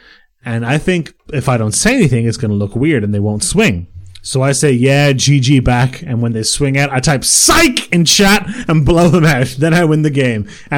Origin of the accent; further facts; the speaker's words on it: Ireland; Yeah, je suis Irlandais.